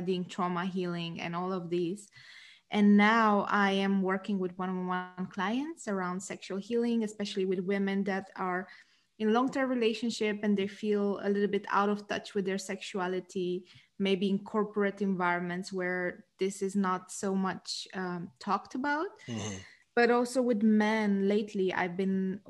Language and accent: English; Romania; now in Netherlands; I am based in the Netherlands, but I'm originally from Romania.